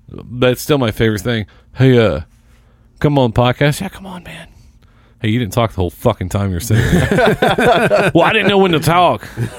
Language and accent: English; Seymour, Indiana, United States; now in Indianapolis, United States; I'm from Seymour.